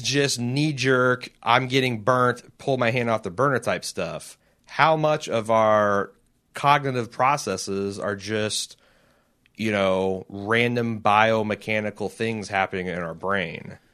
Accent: United States; as an American citizen.

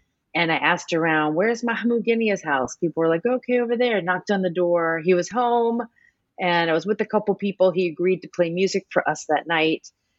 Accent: New Orleans, Louisiana, United States; moved away as an adult; now in Boston, United States; as an American, and I grew up in New Orleans in the South, I was very sensitive to these racialized categories.

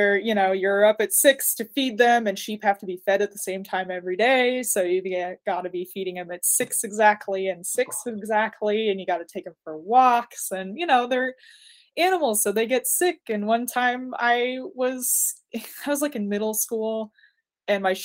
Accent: Napa, California, United States; also born or lived in Texas / Reno; mostly in Northern California

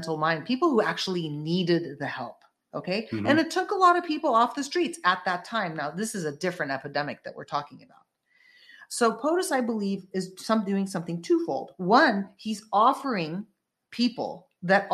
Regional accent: the Bay Area, California, United States; also born or lived in San Francisco; I lived in San Francisco for 12 plus years, and I lived in the Bay Area. I'm from the Bay Area.

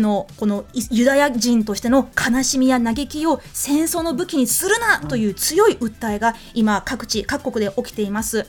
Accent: New Zealand; moved away; 私の、あのー、出身の国、まあ、育ちの国、ニュージーランドでは、はい、よく、I reckon, I reckon って言います

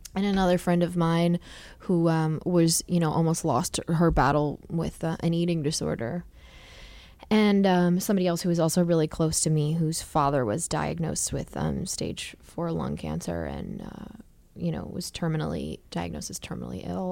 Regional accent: Wall Township, New Jersey, United States; I'm from Wall Township in New

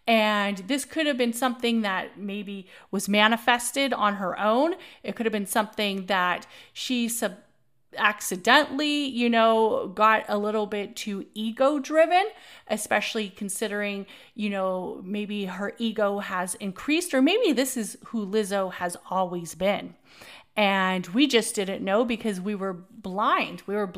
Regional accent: California, United States; I'm from the Bay Area. I'm a Bay Arian.

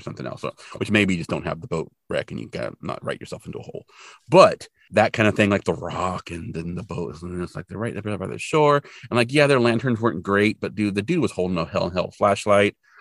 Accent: California, United States; where I grew up in California

